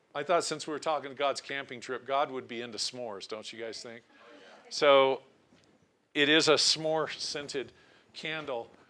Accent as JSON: {"language": "English", "town": "Portland", "region": "Oregon", "country": "United States", "tie": "born or raised there", "also_born_or_lived": "Tillamook, Oregon", "moved": "yes", "lives_now": "Cody, United States", "said": "I was born in Portland, Oregon, but we lived on the coast at the time in Tillamook, Oregon."}